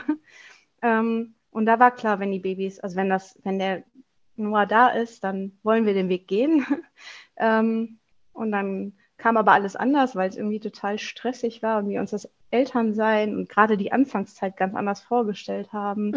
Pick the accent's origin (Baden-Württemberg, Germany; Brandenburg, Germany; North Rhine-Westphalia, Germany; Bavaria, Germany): North Rhine-Westphalia, Germany; Wuppertal; ich komme aus Wuppertal